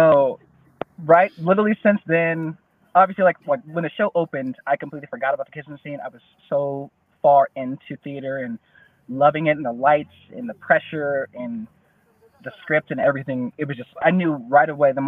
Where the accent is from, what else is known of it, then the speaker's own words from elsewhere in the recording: Denver, Colorado, United States; I'm from Denver, Colorado